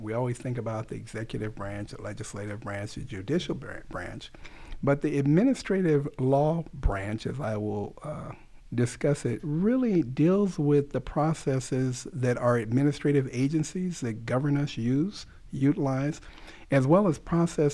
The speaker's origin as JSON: {"language": "English", "town": "Los Angeles", "region": "California", "country": "United States", "tie": "born or raised there", "said": "I grew up in South Central Los Angeles"}